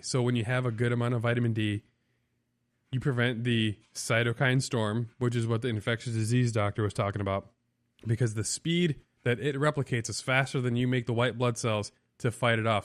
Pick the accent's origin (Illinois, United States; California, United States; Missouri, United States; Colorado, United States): Illinois, United States; South Beloit; now in Florida, United States; I grew up in South Beloit, Illinois